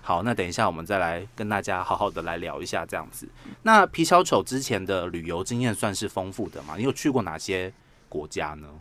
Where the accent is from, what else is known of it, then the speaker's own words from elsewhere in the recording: Taiwan; 我们台湾人